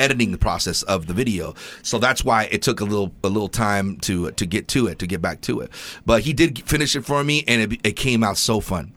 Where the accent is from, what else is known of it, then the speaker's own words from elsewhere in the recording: California, United States; moved away; When I grew up in poverty in California